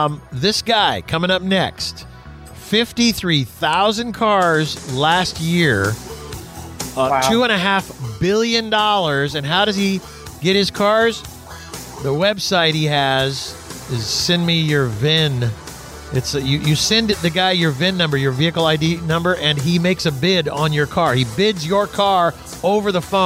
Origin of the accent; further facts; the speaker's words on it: Houston, Texas, United States; I was born and raised in Houston